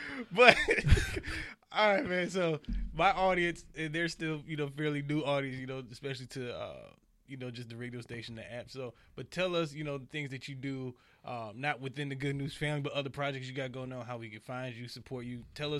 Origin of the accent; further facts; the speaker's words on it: Detroit, Michigan, United States; I'm from Detroit, so I understand